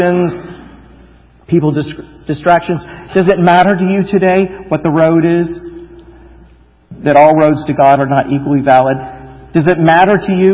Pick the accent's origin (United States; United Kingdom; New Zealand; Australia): United States; I would say, "America."